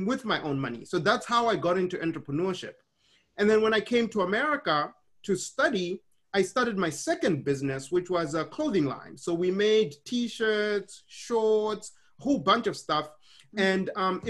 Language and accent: English; Harare, Zimbabwe; moved away; I was born in Harare, Zimbabwe.